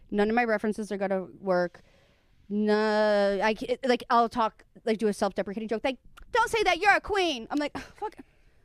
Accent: Chicago, Illinois, United States; also born or lived in Midwest; now in Florida, United States; I'm from Chicago, but I didn't start comedy until I went to Florida

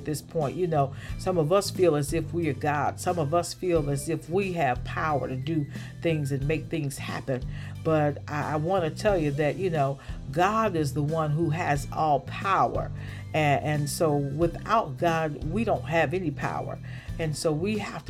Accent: the South, United States; growing up in the South and at my grandmother's church

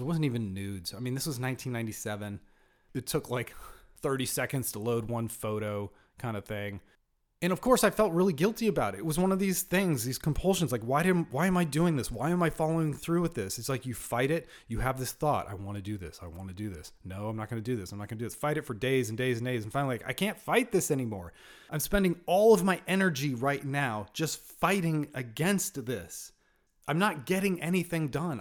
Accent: Northern California, United States; I was born in Southern California, raised in Northern California

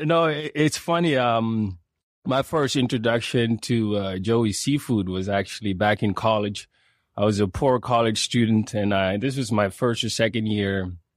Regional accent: Sweden; moved away as an adult; now in Calgary, Canada; I grew up in Sweden

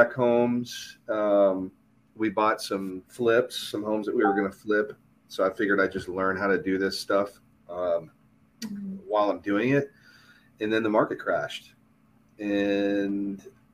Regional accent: Arvada, Colorado, United States; also born or lived in Denver; I lived in Colorado. That's where I grew up

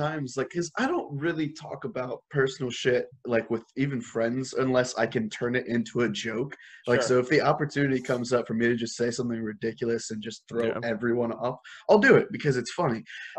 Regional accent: India; And I'm like, yeah, I am Indian.

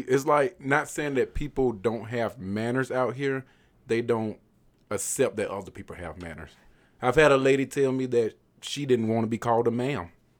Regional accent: the South, United States; So I told her, I was like, well, man, we're from the South. We actually have manners.

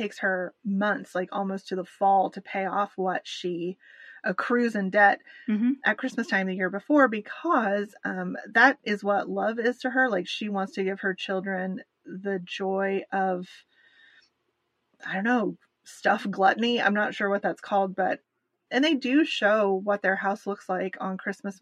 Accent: United States; I, as an American

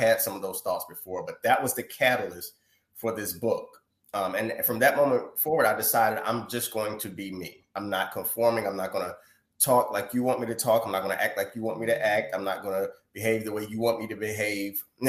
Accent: North Carolina, United States; I was born and raised in North Carolina

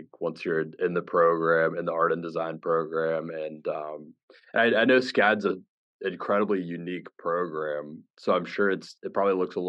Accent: Florida, United States; I grew up in Florida too

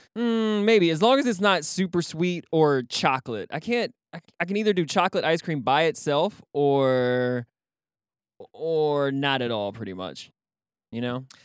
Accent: Texas, United States; I'm fucking Texan

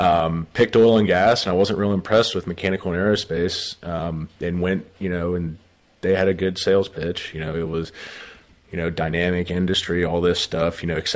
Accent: West Virginia, United States; Originally from West Virginia, born and raised, went to school there at WVU.

